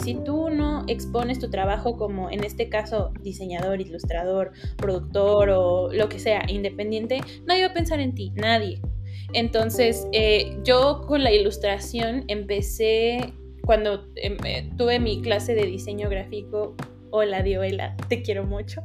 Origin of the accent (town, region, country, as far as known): Mexico